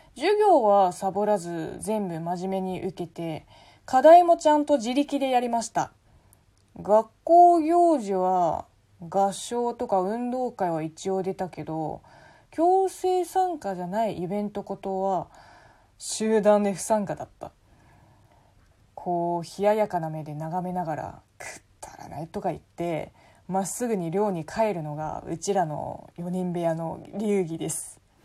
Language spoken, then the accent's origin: Japanese; China; Japanese is a second language; moved away as an adult; now in Japan; 本国の大学を卒業して5年間いろんなところで働いてから日本に来た